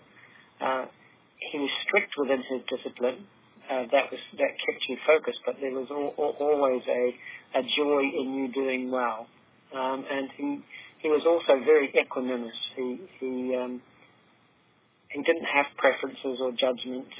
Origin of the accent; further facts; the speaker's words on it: New Zealand; moved away; As a New Zealander